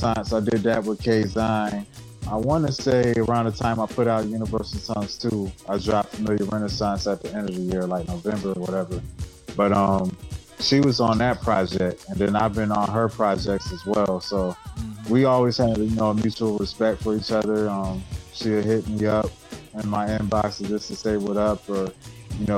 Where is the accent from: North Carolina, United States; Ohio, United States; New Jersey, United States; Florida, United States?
North Carolina, United States; Chapel Hill; moved away as an adult; now in Rochester, United States; I grew up in Chapel Hill, North Carolina.